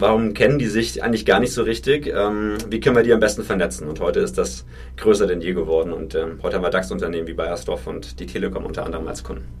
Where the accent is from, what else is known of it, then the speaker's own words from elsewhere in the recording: Franconia, Bavaria, Germany; ich bin tatsächlich ein Kind vom Dorf. Ich komme aus Franken.